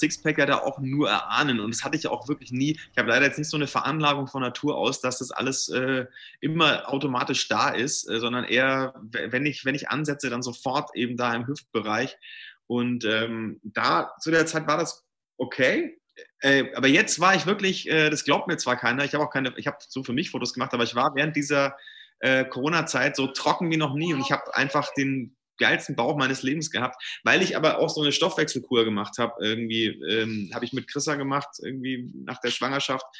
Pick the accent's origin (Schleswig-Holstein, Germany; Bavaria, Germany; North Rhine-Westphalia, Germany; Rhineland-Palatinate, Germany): Bavaria, Germany; Brunn; ich komme ja aus der Nähe von Nürnberg, aus Brunn